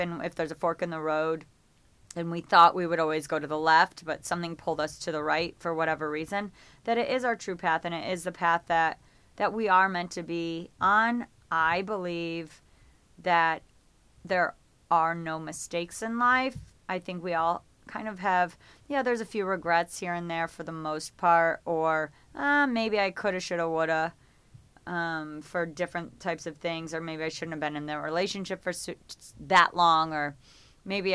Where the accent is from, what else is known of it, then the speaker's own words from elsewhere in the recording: Geneva, New York, United States; moved away as an adult; now in Los Angeles, United States; I thought I would live in my hometown in upstate New York, a little town called Geneva, New York.